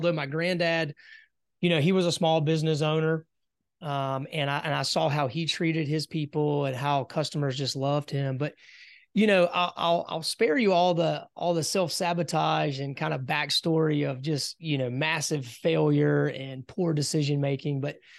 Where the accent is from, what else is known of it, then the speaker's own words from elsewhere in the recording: South Carolina, United States; moved away as an adult; also born or lived in Raleigh, North Carolina; I grew up in South Carolina.